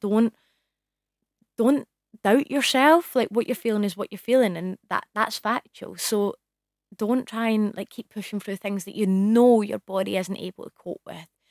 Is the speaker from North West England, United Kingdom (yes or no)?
no; Scotland, United Kingdom; I'm from Scotland